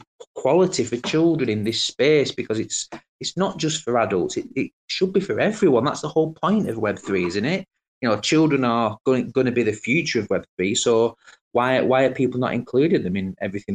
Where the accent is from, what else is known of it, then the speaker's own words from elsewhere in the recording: Colne, North West England, United Kingdom; I'm actually from Lancashire. I'm from Colne in Lancashire.